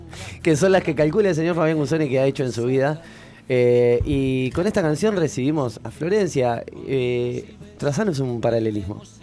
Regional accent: Uruguay; como buenos uruguayos

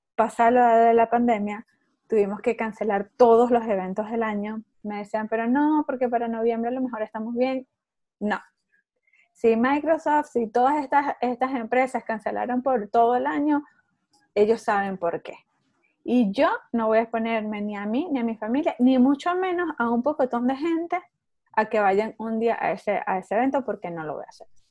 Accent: Venezuela; moved away as an adult; also born or lived in Mexico; now in Orlando, United States; Yo estoy en Orlando, Florida, soy venezolana. Este, eh, migré hace 15 años ya de Venezuela

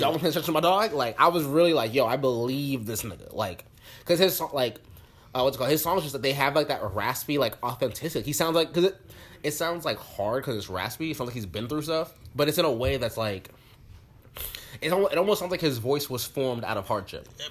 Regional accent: Orlando, Florida, United States; I'm I'm from Orlando.

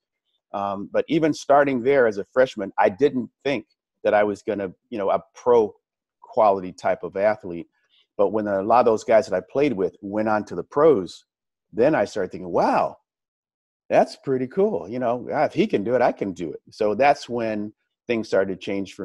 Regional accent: Los Angeles, California, United States; moved away as an adult; also born or lived in Arizona; Growing up in Los Angeles

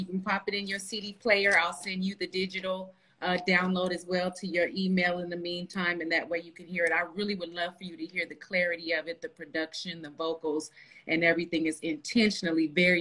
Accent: Los Angeles, California, United States; also born or lived in Texas; now in Las Vegas, United States; I'm actually from Los Angeles, California, but I do reside here in Las Vegas

